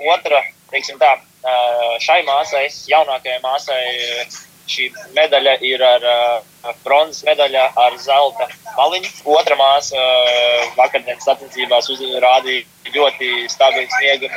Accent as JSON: {"language": "Latvian", "town": "Ozolnieki", "region": "Ozolnieki Municipality", "country": "Latvia", "said": "Nāku no ozolniekiem."}